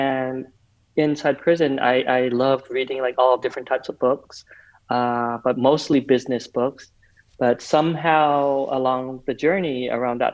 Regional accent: Provo, Utah, United States; also born or lived in Vietnam; I was born in Vietnam right before the fall of our country, before the Vietnam War was over, though. We came and settled in the United States, Provo, Utah, of all places

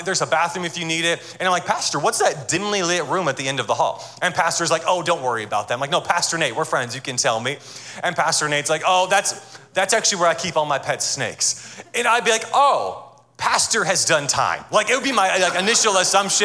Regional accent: Atlanta, Georgia, United States; I am from Atlanta, Georgia, and I'm married

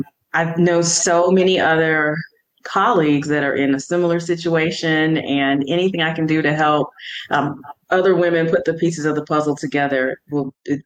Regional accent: Houston, Texas, United States; moved away as an adult; also born or lived in Atlanta, Georgia / Savannah, Georgia; I'm originally from Houston, Texas.

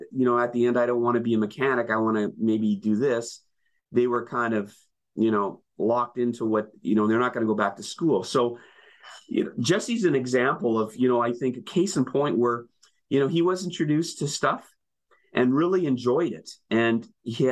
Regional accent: Winnipeg, Manitoba, Canada; born or raised there; moved away

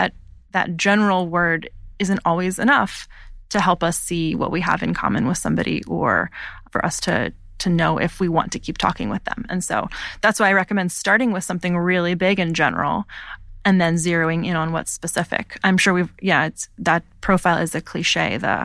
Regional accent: Pennsylvania, United States; I grew up in outside of Philadelphia in a really rural setting.

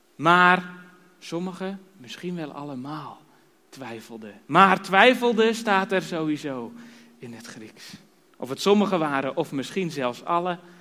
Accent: Harderwijk, Gelderland, Netherlands; moved away as an adult; also born or lived in Drenthe; now in Kampen, Netherlands; oorspronkelijk komen we uit Harderwijk

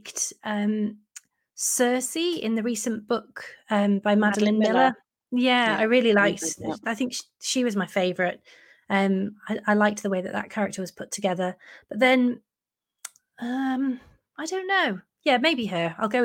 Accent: Chester, North West England, United Kingdom; I'm from Chester, I live in Chester

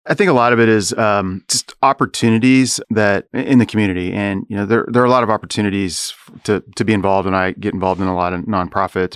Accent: Topeka, Kansas, United States; also born or lived in Chicago; now in Manhattan, Kansas, United States; when I was growing up in Topeka

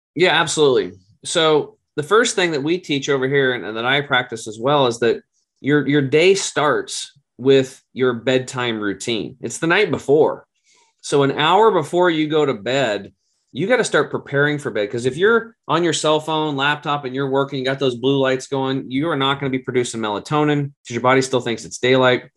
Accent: Oregon, United States; it's an Oregon State University in my home state

